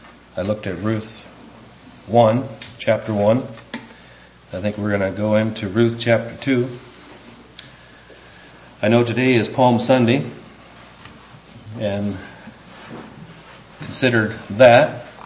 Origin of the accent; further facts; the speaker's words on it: England, United Kingdom; guess if you know Dutch, there must be some adjectives that you can express in there that, for me as an Englishman, I don't get.